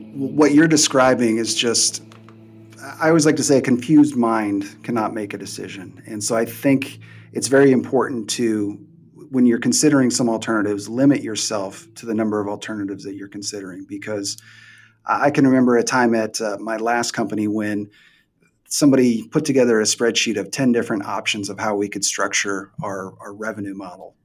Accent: Midwest, United States; moved away as an adult; also born or lived in Tampa Bay, Florida; now in Columbus, Ohio, United States; I'm from the Midwest, so they moved me back to the Midwest

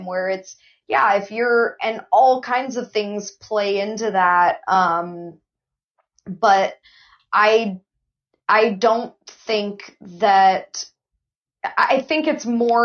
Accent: Ventura, California, United States; I'm just a woman who was born and raised in Ventura

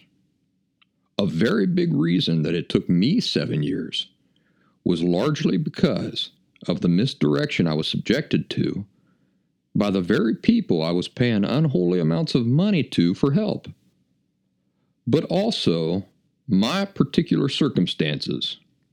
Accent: Appalachia, United States; moved away; also born or lived in Philadelphia; my style of life of growing up in the Appalachian woods

